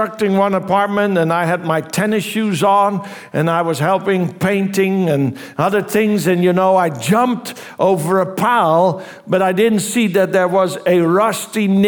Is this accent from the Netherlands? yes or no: yes; Netherlands; I was from Holland